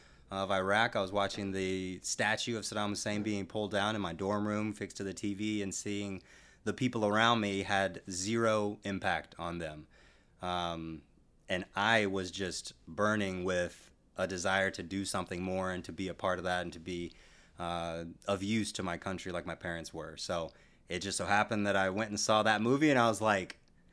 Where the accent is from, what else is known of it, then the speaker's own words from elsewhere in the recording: San Antonio, Texas, United States; also born or lived in Netherlands / Iceland; I was born in the Netherlands. {S0} Wow. {S1} I lived in Iceland for a little while, and I grew up mostly in San Antonio.